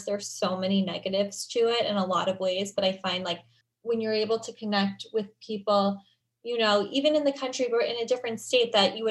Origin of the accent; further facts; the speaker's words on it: New York, United States; I grew up in New York